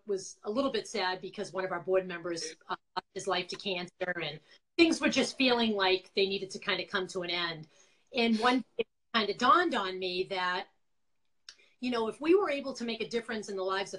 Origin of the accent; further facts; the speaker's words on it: Quincy, Massachusetts, United States; accent: Boston; moved away as an adult; now in Connecticut, United States; I am from Quincy, Massachusetts, originally all my life with my Boston accent still. I've lived in Connecticut for about 20 years